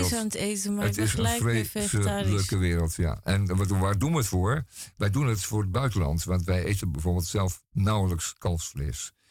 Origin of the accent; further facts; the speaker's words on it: Netherlands; een stuk over eh, de Indianen van Manhattan, waar wij als Nederlanders toch mee te maken hebben gehad in de, in de 16e eeuw.